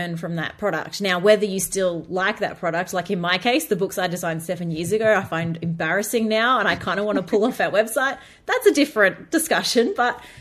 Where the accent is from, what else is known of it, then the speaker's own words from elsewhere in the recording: Australia; as an Australian